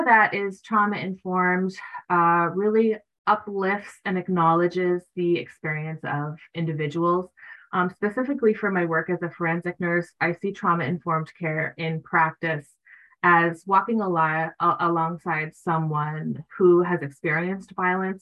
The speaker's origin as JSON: {"language": "English", "country": "Canada", "tie": "born or raised there", "moved": "yes", "lives_now": "Maine, United States", "said": "I was born in Canada"}